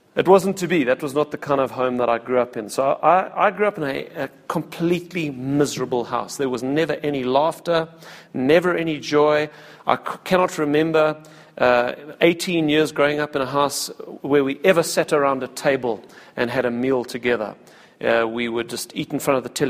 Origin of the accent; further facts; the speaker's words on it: Cape Town, Western Cape, South Africa; also born or lived in Pretoria / Wingate Park; I was born in Cape Town, and I was raised pretty much in Cape Town, a little bit in Pretoria and Wingate Park, but for the most part raised in Cape Town.